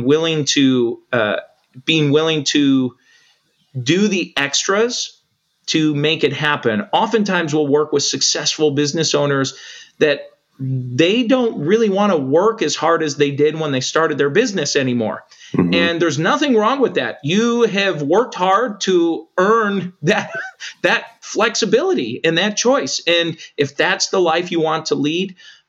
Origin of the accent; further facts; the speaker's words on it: United States; as an American